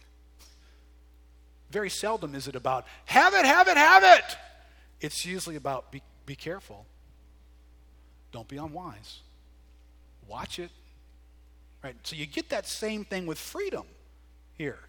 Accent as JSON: {"language": "English", "country": "United States", "said": "we're more American than we are biblical"}